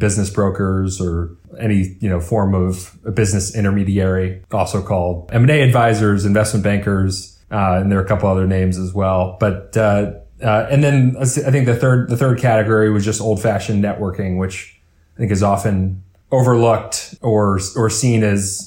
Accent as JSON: {"language": "English", "town": "New York City", "region": "New York", "country": "United States", "tie": "born or raised there", "said": "growing up in New York City"}